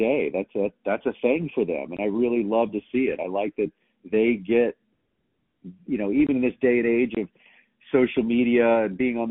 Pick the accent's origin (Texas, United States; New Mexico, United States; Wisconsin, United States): Texas, United States; moved away; also born or lived in Dallas; growing up in Texas, you know, especially in the 70s and 80s when I was growing up